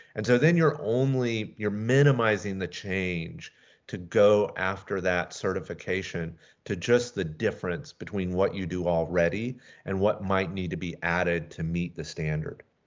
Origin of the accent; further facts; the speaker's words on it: Atlanta, Georgia, United States; moved away as an adult; also born or lived in Seattle; now in Skagit Valley, United States; Originally, I'm from Atlanta